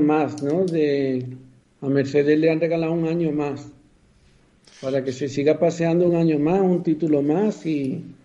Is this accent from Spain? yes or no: yes; Spain; aquí en España